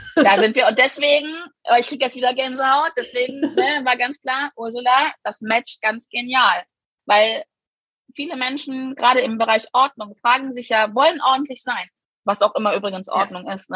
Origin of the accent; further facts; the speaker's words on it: Germany; bei uns in Deutschland leben wir